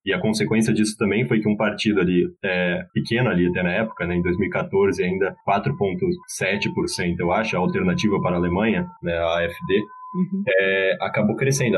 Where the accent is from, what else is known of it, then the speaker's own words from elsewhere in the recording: Brazil; now in Berlin, Germany; eu sou brasileiro